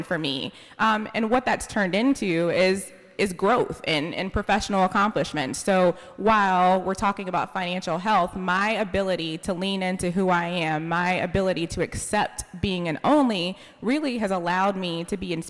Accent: Raleigh, North Carolina, United States; I'm from Raleigh. I grew up on a street where my family was the only black family

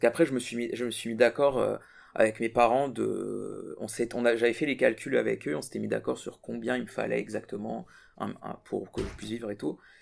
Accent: Burkina Faso; moved away as an adult; now in France; je suis de l'Afrique à ici, c'est pas la même chose parce que, enfin, du Burkina Faso

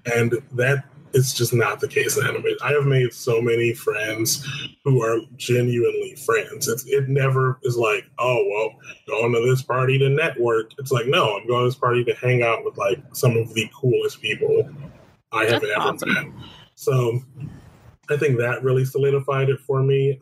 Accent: Detroit, Michigan, United States; moved away as an adult; now in Los Angeles, United States; I was born and raised in Detroit, Michigan

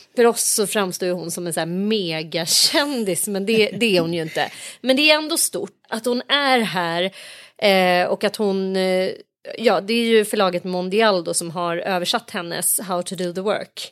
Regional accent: Sweden; vi som liksom är infödda svenskar

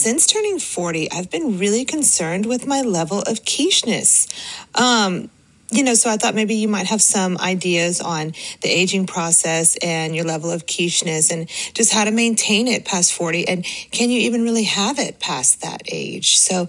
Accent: United States; I'm from America.

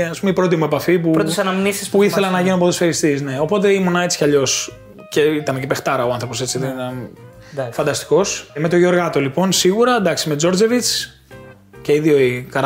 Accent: Patras, Western Greece, Greece; moved away; also born or lived in Athens; όταν μετακομίσαμε στην Πάτρα εμεί από την Αθήνα, το 91, ήμουνα δύο χρονών σχεδόν.

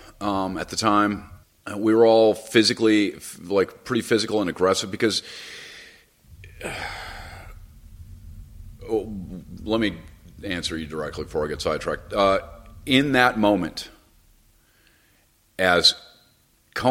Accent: Los Angeles, California, United States; I grew up in Hollywood

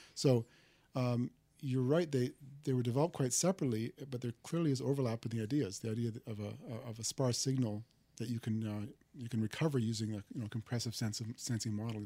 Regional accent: Canada; moved away as an adult; also born or lived in Waterloo, Canada / Toronto, Canada; now in Stanford, United States; I'm Canadian

